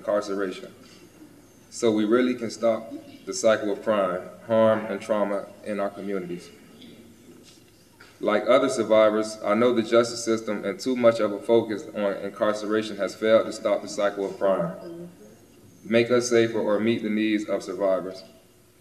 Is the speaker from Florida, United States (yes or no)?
yes; Florida, United States; back in my home state of Florida